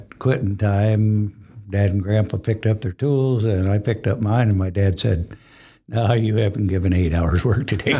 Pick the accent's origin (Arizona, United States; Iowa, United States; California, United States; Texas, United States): Iowa, United States; Fernald; I grew up in Fernald, Iowa. It's a little town just west and north of Ames